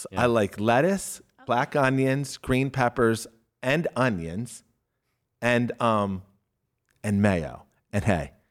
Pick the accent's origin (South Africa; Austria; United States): United States; Glen Burnie, Maryland; I'm from Glen Burnie.